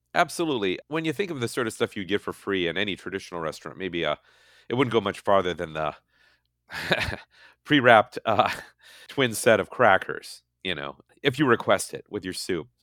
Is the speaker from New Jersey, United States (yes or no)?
no; Hastings, Minnesota, United States; moved away as an adult; now in California, United States; my hometown of Hastings